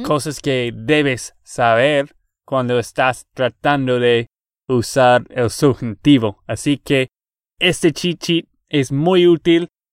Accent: Texas, United States; de Texas, Estados Unidos

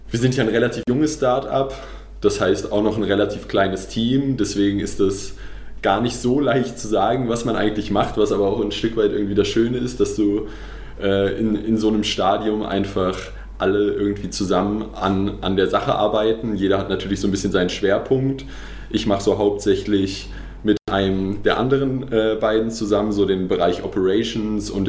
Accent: Hamburg, Germany; also born or lived in Darmstadt; now in Munich, Germany; äh, ich komme eigentlich aus Hamburg, also aus dem Norden, habe so ein bisschen so eine Deutschlandreise hinter mir

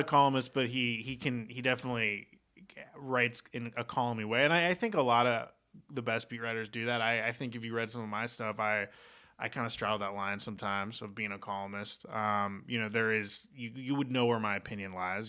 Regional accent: Portland, Oregon, United States; I grew up in Portland, Oregon

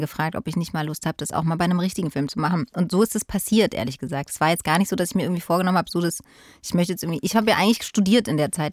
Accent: Berlin, Germany; bin Berlinerin, sogar Ostberlinerin

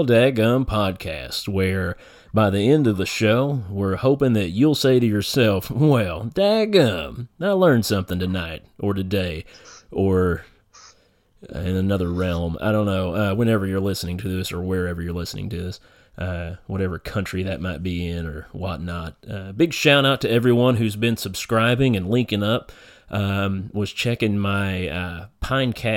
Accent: eastern Kentucky hills, United States; moved away as an adult; now in northern Kentucky, United States; we're both from our little area back in the eastern Kentucky hills, so everybody's related somehow

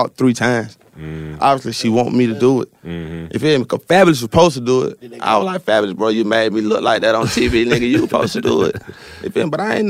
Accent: the South, United States; I'm from the South, like, so I ain't really just …, not my preference.

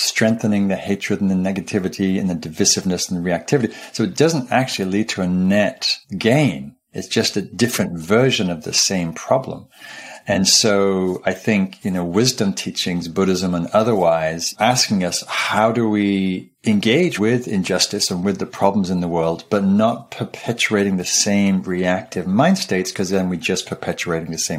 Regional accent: Newcastle upon Tyne, North East England, United Kingdom; I grew up in Northumberland up in Newcastle, which is northeastern England and close to the border of Scotland

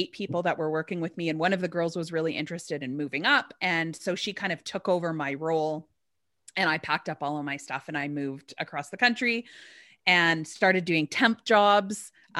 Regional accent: Alberta, Canada; born there; Well, I was born in Alberta, which is across the country.

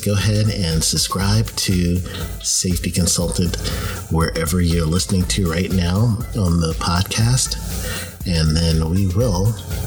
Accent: New York City, New York, United States; moved away; I was born and raised in Queens and went to Bayside High

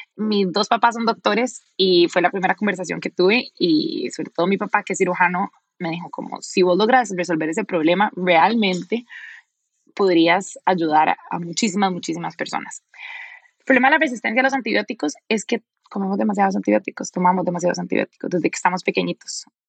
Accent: Costa Rica; now in Silicon Valley, United States; yo soy de Costa Rica y yo he crecido pensando en el café como algo súper importante

